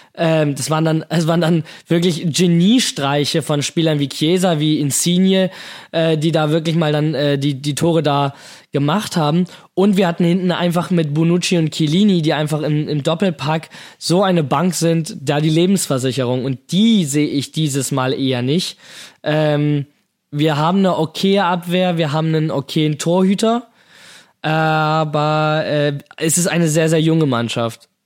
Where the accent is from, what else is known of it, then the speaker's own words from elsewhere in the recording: Hamburg, Germany; in meiner Heimatstadt, in Hamburg